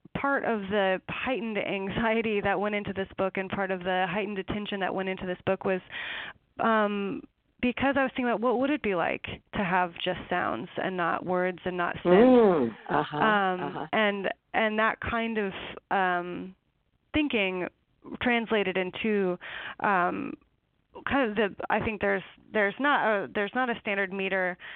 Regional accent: eastern Washington, United States; it's in eastern Washington, in a canyon by the Snake River

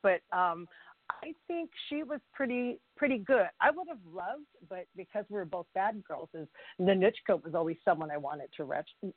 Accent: California, United States; also born or lived in Hawaii / Chavez Ravine, Los Angeles; I am born and raised in California. I'm a native Californian

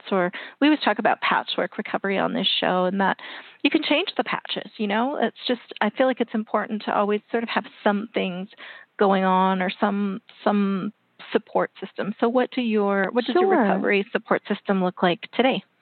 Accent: Canada; and You know, I'm Canadian, so I love to promote Canadian authors.

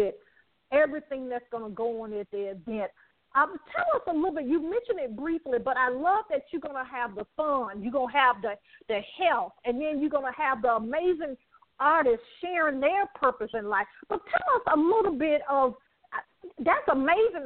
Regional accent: Alabama, United States; now in Atlanta, United States; I'm from Alabama

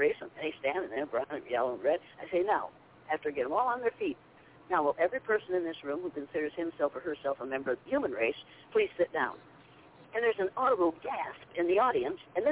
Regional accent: Nashua, Iowa, United States; I was born and raised in school in Nashville, Iowa

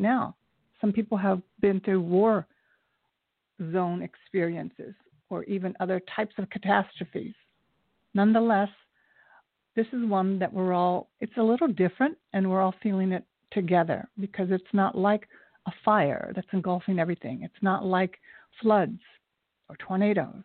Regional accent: Japan; moved away; I was born in Japan. I'm half Japanese, and the other side is Scotch-Irish.

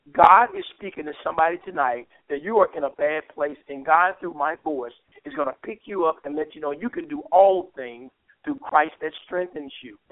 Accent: Memphis, Tennessee, United States; I'm I'm from Memphis. I grew up here

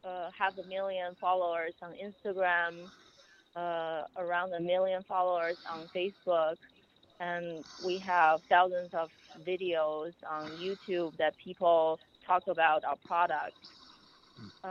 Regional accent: Beijing, China; moved away as an adult; also born or lived in Cambridge, United Kingdom; now in United States; I grew up in Beijing, China, and then I went to UK in Cambridge for my master's

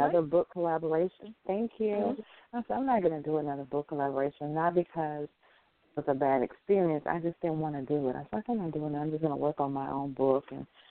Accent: Buena Vista, Georgia, United States; moved away as an adult; now in Atlanta, United States; I am born and raised in Buena Vista, Georgia, one red light town

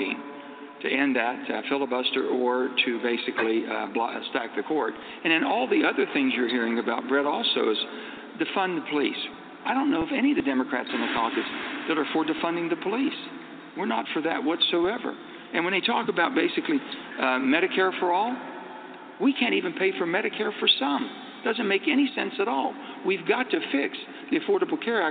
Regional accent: West Virginia, United States; It's not how I was raised in West Virginia

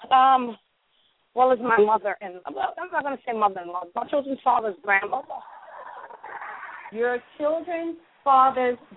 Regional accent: New York City, New York, United States; moved away; Originally, yes. from the Bronx.

